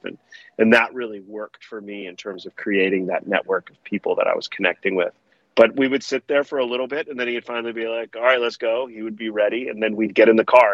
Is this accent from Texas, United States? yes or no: no; Palo Alto, California, United States; growing up in Palo Alto when I did